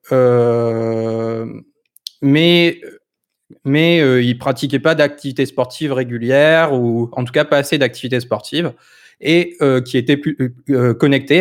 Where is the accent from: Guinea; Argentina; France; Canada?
France; Lille, Hauts-de-France; Je suis du Nord aussi